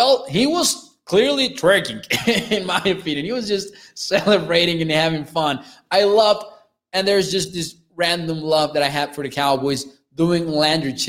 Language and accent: English; Mexico; I'm from Mexico